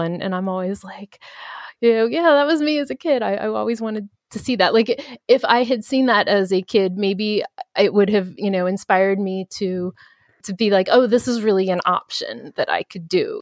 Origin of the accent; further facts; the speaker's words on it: Baltimore, Maryland, United States; I'm from Baltimore